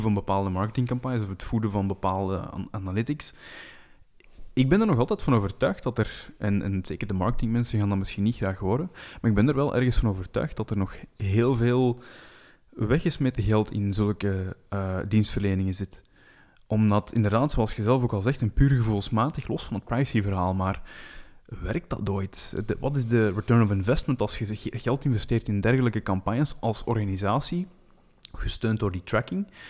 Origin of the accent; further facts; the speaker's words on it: Flanders, Belgium; als Belg en Vlaming